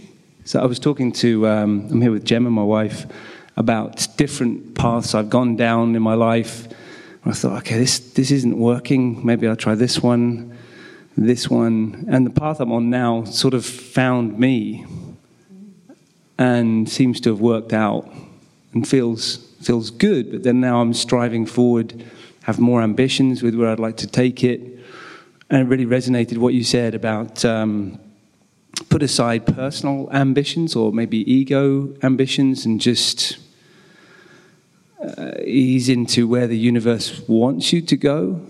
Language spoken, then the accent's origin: English; London, United Kingdom; Hi, I'm …. I'm from London.